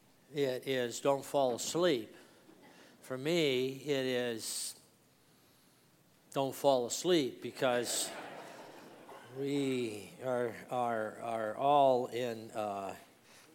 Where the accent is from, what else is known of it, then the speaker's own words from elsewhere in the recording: Los Angeles, California, United States; I am from Los Angeles, California